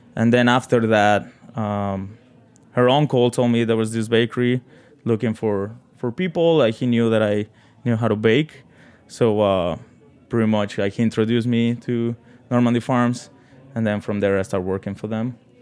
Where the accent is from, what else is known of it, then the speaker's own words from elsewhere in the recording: Mexico City, Mexico; English is a second language; moved away as an adult; also born or lived in South Carolina; now in New York City, United States; I grew up in Mexico City